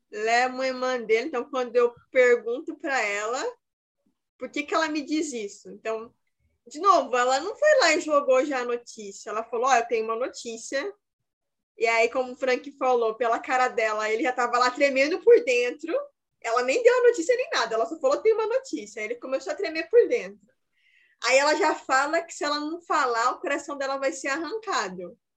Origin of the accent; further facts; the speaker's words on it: Brazil; Mas eu sou brasileira.